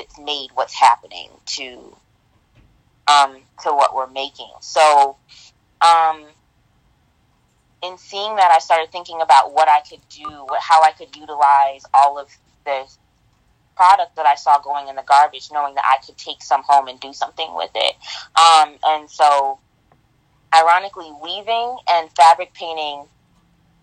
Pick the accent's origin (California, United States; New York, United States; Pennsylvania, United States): New York, United States; Rochester; I grew up in Rochester, New York